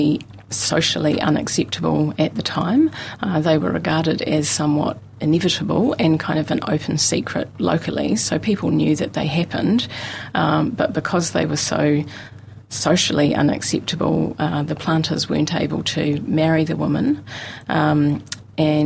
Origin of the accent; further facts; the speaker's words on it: Mosgiel, Otago, New Zealand; I grew up in Mosgiel